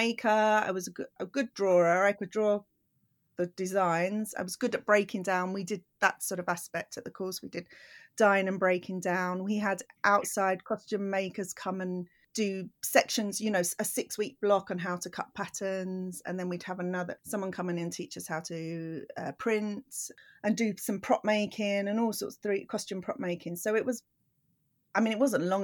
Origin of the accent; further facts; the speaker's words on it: London, United Kingdom; also born or lived in Croydon; I'm from South London, but I moved all the way to Croydon, which is about 40 minutes in the car.